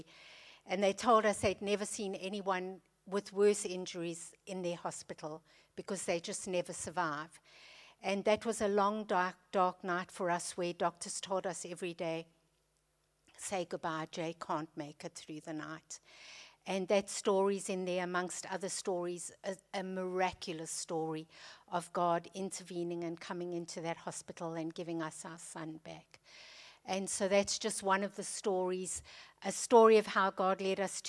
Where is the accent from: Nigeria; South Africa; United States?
South Africa; moved away as an adult; So you can hear from my accent that I'm not British. We were born and raised in South Africa